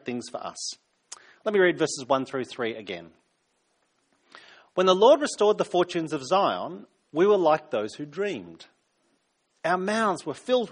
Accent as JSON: {"language": "English", "region": "New South Wales", "country": "Australia", "moved": "yes", "lives_now": "South Australia, Australia", "said": "I'm from New South Wales originally"}